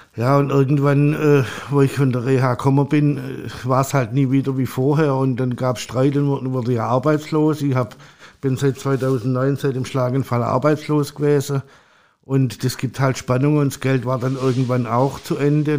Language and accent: German; Stuttgart area, Baden-Württemberg, Germany; moved away as an adult; now in Hamburg, Germany; Also ich komme aus dem Raum Stuttgart